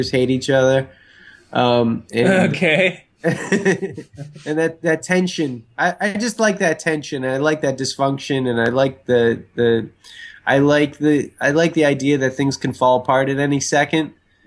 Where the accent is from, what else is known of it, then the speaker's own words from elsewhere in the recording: Buffalo, New York, United States; moved away; I grew up in Buffalo, New York, the other side of the state